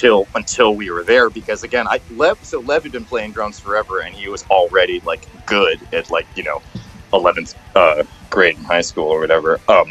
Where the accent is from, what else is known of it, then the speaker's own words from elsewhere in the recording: New York City, New York, United States; obviously like I was like from New York City, you know, like you feel very like oppositional maybe to like that sort of thing